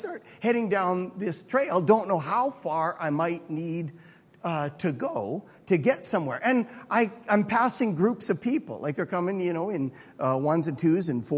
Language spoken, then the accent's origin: English; Alberta, Canada; I'm from Alberta